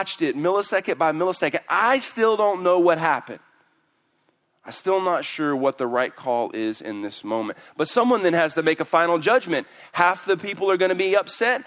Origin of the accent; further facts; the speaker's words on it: Houston, Texas, United States; I'm from Houston